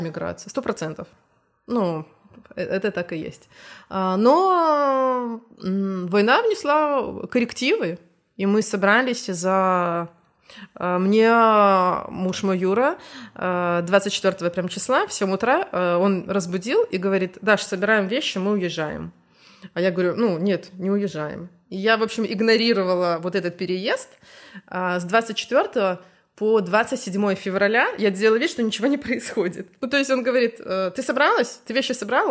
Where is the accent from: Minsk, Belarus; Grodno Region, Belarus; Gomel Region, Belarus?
Gomel Region, Belarus; Gomel; moved away as an adult; now in Gdańsk, Poland; Мы из Гомеля, ну, Беларусь. А, в Гданьск переехали 1 марта 22 года